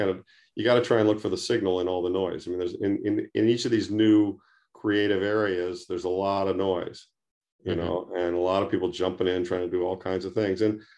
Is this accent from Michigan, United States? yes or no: yes; Detroit, Michigan, United States; I mean, I grew up outside Detroit in the 50s and 60s.